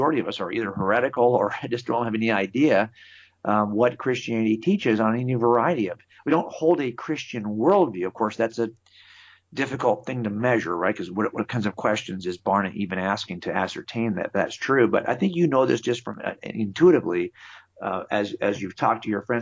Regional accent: California, United States; I've been here my entire life. My dad raised me here.

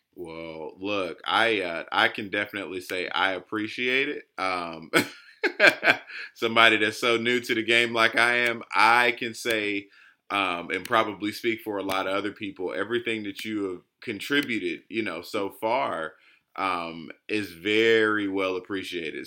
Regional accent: Georgia, United States; I'm just from Georgia

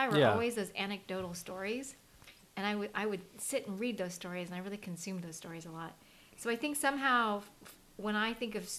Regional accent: Virginia Beach, Virginia, United States; Like, I grew up in Virginia Beach, Virginia.

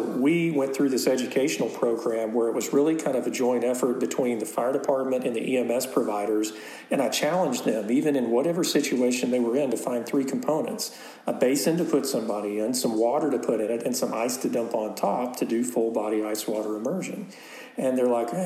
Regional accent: Lubbock, Texas, United States; I grew up in Lubbock.

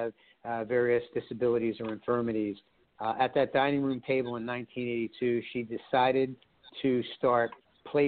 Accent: Philadelphia, Pennsylvania, United States; also born or lived in Blue Bell, Pennsylvania; Born and raised in Philadelphia, moved out to the suburbs where I live right now in Bluebell, Pennsylvania

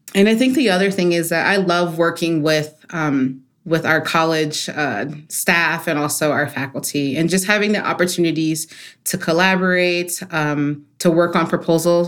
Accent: Maryland, United States; as a kid, I grew up in Maryland, so outside of D C

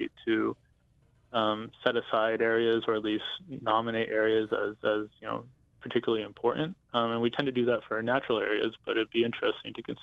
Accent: Navajo Nation, United States; growing up on the Navajo Nation

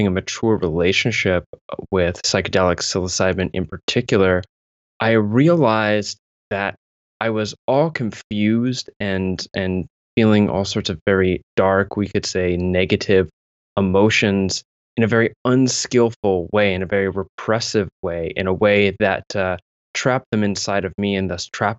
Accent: southwestern Ontario, Canada; also born or lived in London, Ontario / Mississauga / Kitchener; I grew up sort of jumping around towns as my father was a construction worker, following the work here in southwestern Ontario, which is where I'm living now

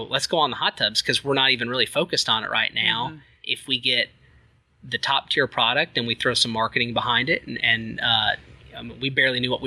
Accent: Abilene, Texas, United States; now in Dallas, United States; I am from Abilene, but currently live in the Dallas area

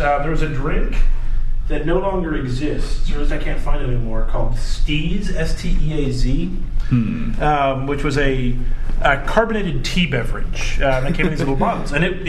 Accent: United States; I'm an American.

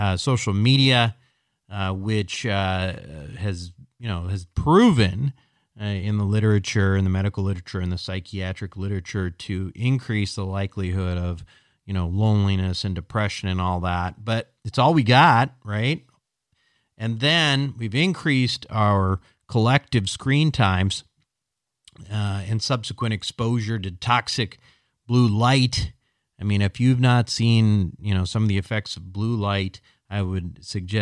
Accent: Minnesota, United States; now in Montecito, United States; growing up in Minnesota

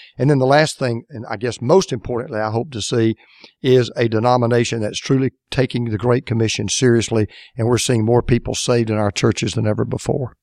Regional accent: Atlanta, Georgia, United States; my hometown, Atlanta, Georgia.

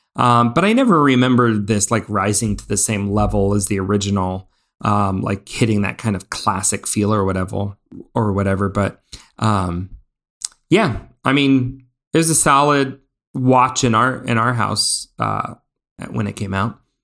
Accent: Indiana, United States; We grew up in Indiana

